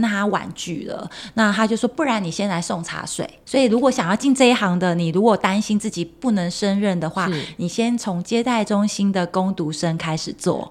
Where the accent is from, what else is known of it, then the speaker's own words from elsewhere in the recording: Kaohsiung, Taiwan; now in Taipei, Taiwan; 因为我是高雄人